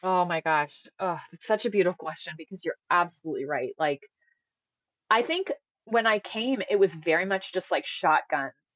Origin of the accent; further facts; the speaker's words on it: Indiana, United States; moved away; I'm from Indiana.